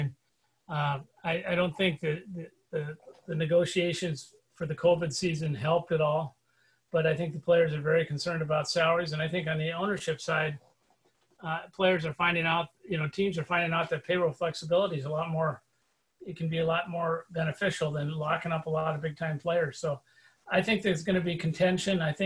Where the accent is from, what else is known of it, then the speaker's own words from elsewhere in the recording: South Dakota, United States; moved away; I grew up on the Twins in the 60s, growing up in South Dakota